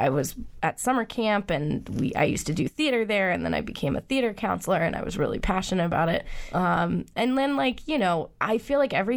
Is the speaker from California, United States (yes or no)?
no; Acton, Massachusetts, United States; also born or lived in Amherst, Massachusetts; I grew up in Acton